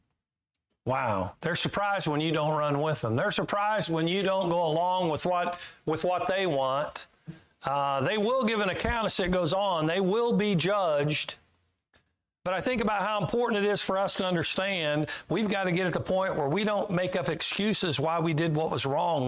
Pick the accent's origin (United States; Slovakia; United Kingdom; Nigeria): United States; Kansas; I'm from Kansas